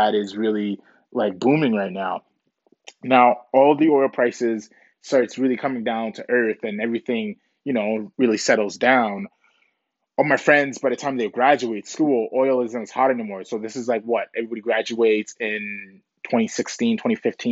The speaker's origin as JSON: {"language": "English", "country": "Canada", "tie": "born or raised there", "also_born_or_lived": "Ghana", "said": "I was basically raised in Canada, came to Canada when I was 7"}